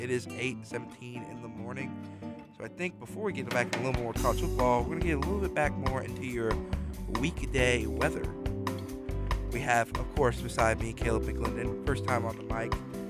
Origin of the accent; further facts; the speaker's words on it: Mobile, Alabama, United States; We are not that far from the rainiest city in the United States, Mobile, my hometown.